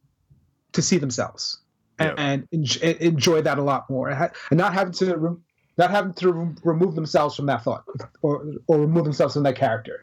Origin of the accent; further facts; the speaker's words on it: United States; moved away; also born or lived in Trinidad; I spent the majority of my life in the United States